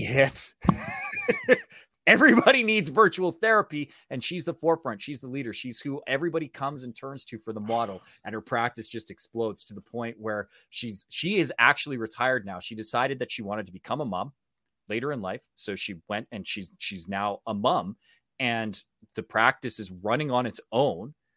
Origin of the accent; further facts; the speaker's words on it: Canada; accent: Canadian; I am full Canadian